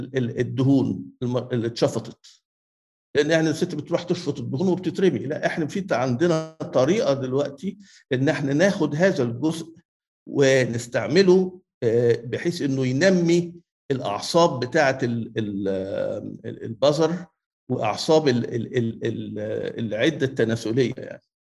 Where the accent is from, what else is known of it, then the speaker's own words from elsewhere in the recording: Egypt; الكونسرفاتيف upbringing عندنا في مصر